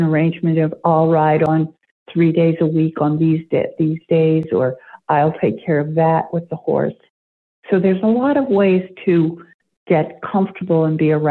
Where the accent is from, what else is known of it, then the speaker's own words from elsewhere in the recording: New Jersey, United States; now in Maine, United States; I grew up in New Jersey. I live in Maine now.